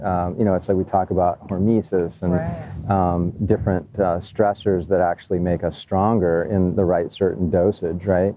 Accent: Hawaii, United States; I grew up in Hawaii

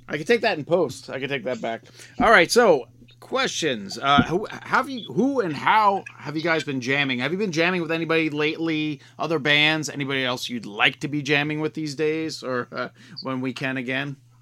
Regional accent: New York, United States; I grew up in New York

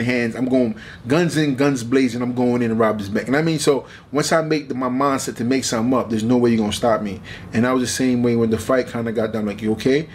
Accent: New York, United States; To fight AJ and MSG in my hometown

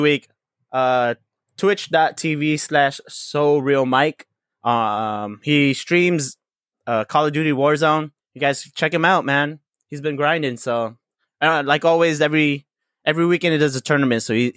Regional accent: Laguna, Calabarzon, Philippines; I'm from Laguna in the Philippines

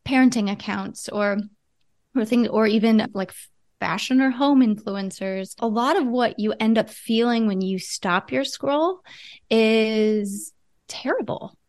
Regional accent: Ohio, United States; moved away; I'm from Ohio originally.

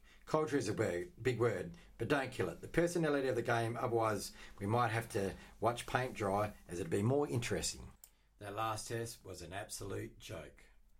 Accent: Australia; as an Aussie, we all love our cricket

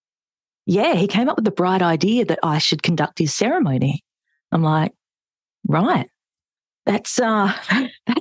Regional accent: Adelaide, South Australia, Australia; born and bred in Adelaide

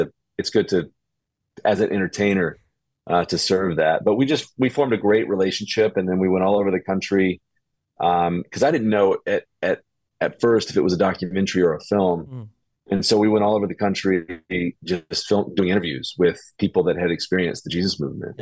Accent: Birmingham, Alabama, United States; I was raised in Birmingham, Alabama, which is like the buckle of the Bible Belt

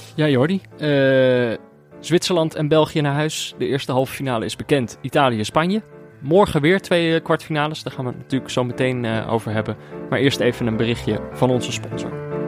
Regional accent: Netherlands; als Nederlander

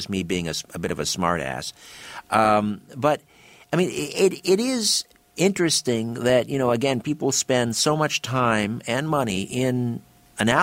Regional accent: United Kingdom; I'm British, and that's my background

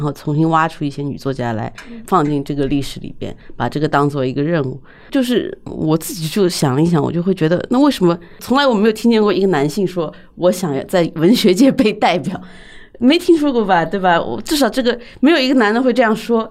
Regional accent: China; 我们在这样的一个社会里长大，在尤嗯哼。其在中国这样一个社会里长大

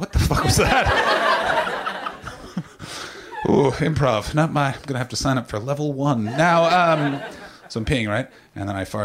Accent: Canada; moved away as an adult; also born or lived in England; now in United States; I just moved to America. I'm Canadian. And then I lived in England for 6 years

